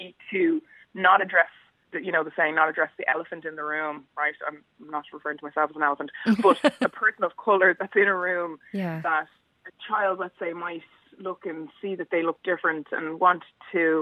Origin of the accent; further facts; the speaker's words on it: Bray, Leinster, Ireland; I love Bray, my hometown.